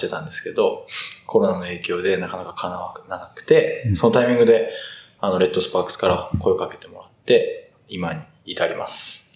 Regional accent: Kitakyushu, Fukuoka, Japan; 福岡県北九州市出身です。なんで地元が福岡県

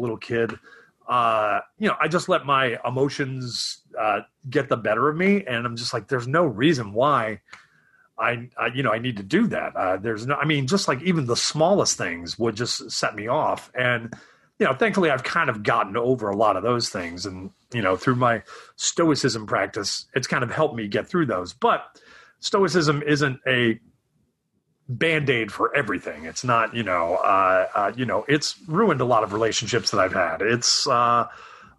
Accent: Atlanta, Georgia, United States; moved away as an adult; also born or lived in Syracuse, New York / Savannah, Georgia / New York City; now in Los Angeles, United States; I grew up in Atlanta, Georgia, and then I went to art school in Savannah, Georgia.

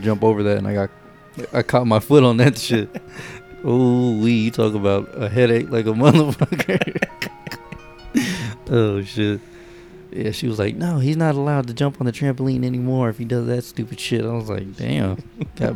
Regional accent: Texas, United States; born or raised there; also born or lived in Tampa, Florida

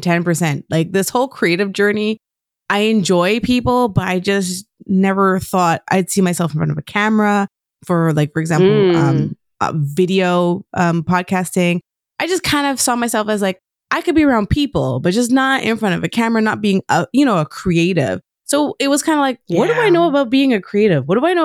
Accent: Quebec, Canada; being that I'm from originally from Quebec, all the podcasts I were finding were French.

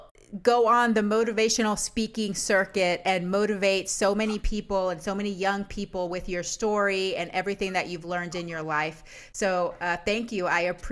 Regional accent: Panama

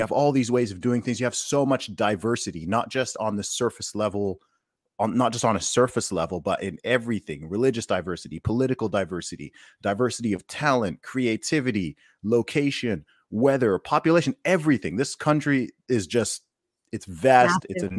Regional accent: Saudi Arabia; when I grew up in Saudi, they had if you went to a restaurant, even a McDonald's, KFC, anything, they have two sections, right?

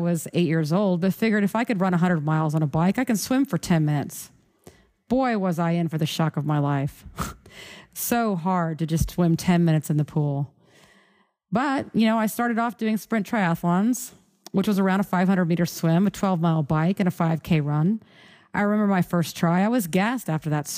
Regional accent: Houston, Texas, United States; my hometown of Houston, Texas

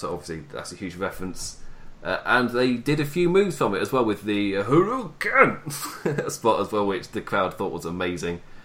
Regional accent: England, United Kingdom; I'm English.

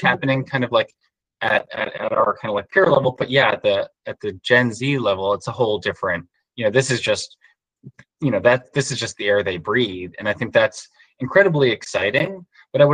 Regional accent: New York, United States; I grew up in New York

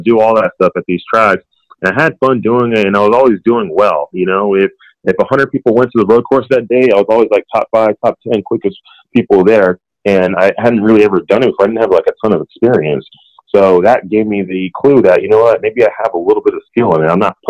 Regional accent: Nigeria; with them having a lot of business out there in Nigeria and me being Nigerian, it actually is a very good fit.

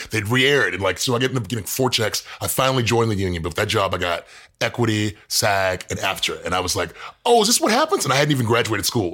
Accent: Houston, Texas, United States; moved away as an adult; also born or lived in Dallas, Texas; now in Los Angeles, United States; I grew up in Houston

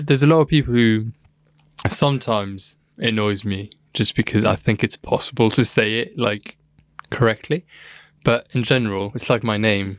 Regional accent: Luxembourg; moved away; I'm from Luxembourg

